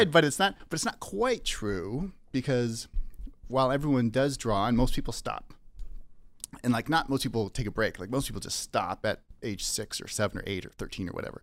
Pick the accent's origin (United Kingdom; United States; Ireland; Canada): Canada; Saskatoon, Saskatchewan; moved away as an adult; also born or lived in Leaf Rapids, Manitoba / Calgary, Alberta; now in Vancouver, Canada; I grew up in Saskatoon, Saskatchewan.